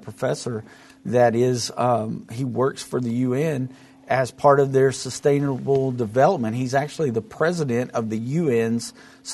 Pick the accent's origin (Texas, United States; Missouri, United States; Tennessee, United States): Texas, United States; Mesquite; I'm from Mesquite, Texas